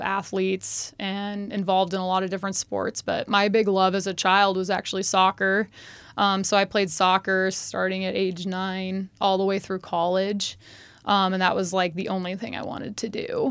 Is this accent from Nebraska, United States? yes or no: yes; Omaha, Nebraska, United States; also born or lived in Kansas City; I grew up here in Nebraska. I was actually born in Kansas City.